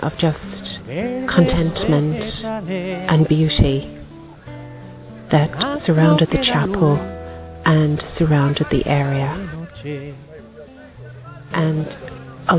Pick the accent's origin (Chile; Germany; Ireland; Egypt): Ireland; I'm from Ireland.